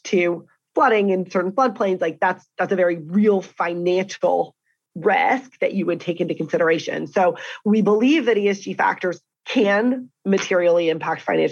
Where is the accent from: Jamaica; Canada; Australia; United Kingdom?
Canada; as a Canadian